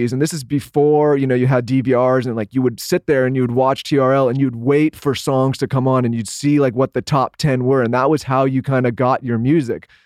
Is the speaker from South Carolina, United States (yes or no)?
no; San Diego, California, United States; cause we grew up in San Diego